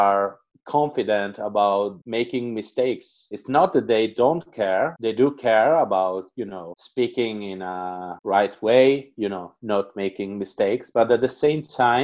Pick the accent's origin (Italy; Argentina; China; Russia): Italy; English is a second language; I'm from Italy, and I started learning English so late in life